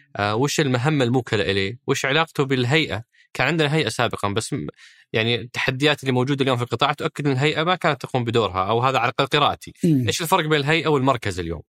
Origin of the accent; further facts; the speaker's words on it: Saudi Arabia; وارث الصيد اللي احنا نحبه كسعوديين